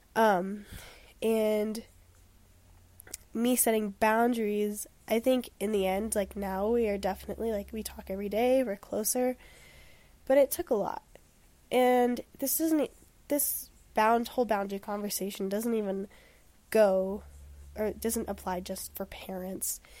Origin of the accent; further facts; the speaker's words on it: Denver, Colorado, United States; now in Boulder, United States; I'm from Denver